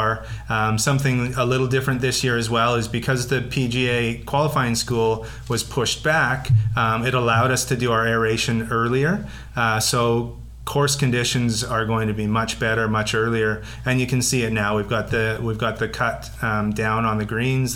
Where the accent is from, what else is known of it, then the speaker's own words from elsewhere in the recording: British Columbia, Canada; us as British Columbians